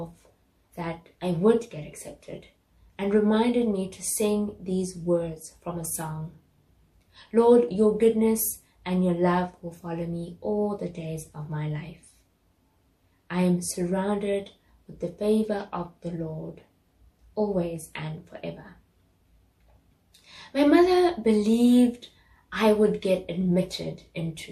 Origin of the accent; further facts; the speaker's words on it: South Africa; moved away; I grew up in South Africa, a country newly integrating black and white people